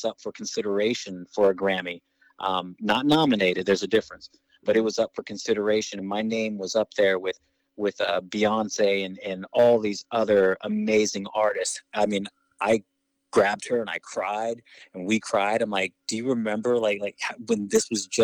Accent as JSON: {"language": "English", "region": "Kansas", "country": "United States", "moved": "as an adult", "lives_now": "New York, United States", "said": "We're from Kansas originally. And I actually met her about 5 days before I moved from Kansas to New York to pursue my dream."}